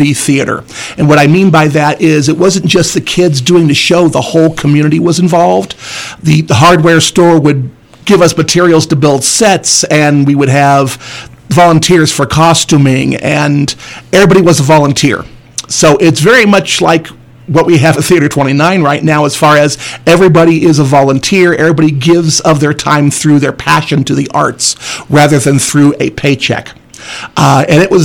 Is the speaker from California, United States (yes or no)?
yes; Southern California, United States; also born or lived in Desert Hot Springs, California; I'm born and bred Southern Californian